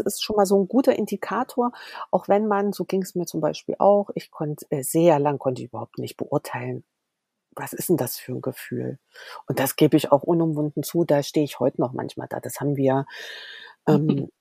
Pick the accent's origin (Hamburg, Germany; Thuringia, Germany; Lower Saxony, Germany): Thuringia, Germany; Erfurt; komme aus Thüringen, gebürtig aus Erfurt